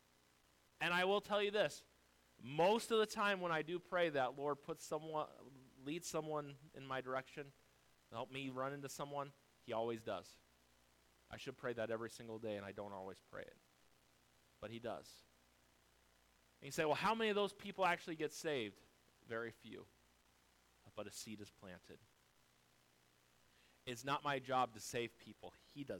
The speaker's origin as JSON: {"language": "English", "country": "United States", "said": "We live here in America"}